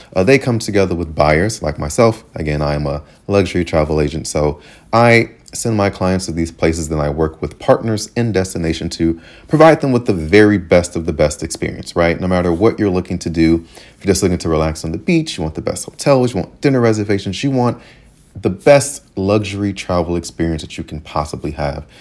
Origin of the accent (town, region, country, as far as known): United States; moved away as an adult; also born or lived in Taiwan